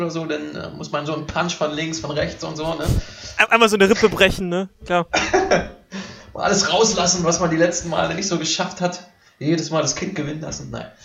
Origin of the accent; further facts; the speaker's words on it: East Germany, Germany; Also ich komme ja aus Ostdeutschland